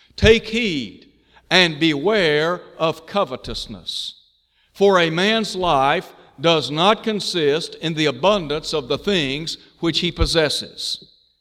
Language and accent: English; Chattanooga, Tennessee, United States; born or raised there